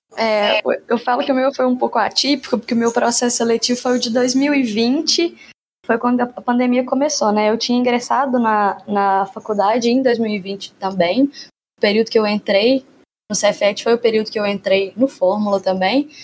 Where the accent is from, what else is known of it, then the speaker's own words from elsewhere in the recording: Divinópolis, Minas Gerais, Brazil; moved away as an adult; now in Belo Horizonte, Brazil; eu não sou de Belo Horizonte, eu sou de Divinópolis, que é uma cidade próxima aqui